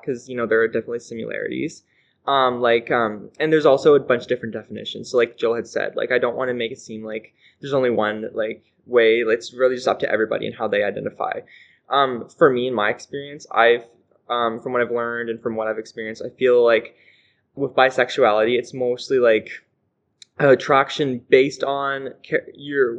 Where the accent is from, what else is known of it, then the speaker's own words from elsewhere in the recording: North Rustico, Prince Edward Island, Canada; I am a resident of North Rustico and PEI